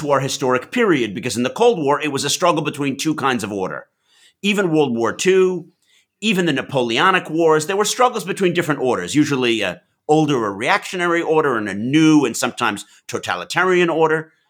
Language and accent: English; Manhattan, United States; also born or lived in Massachusetts; I grew up in Manhattan, Mass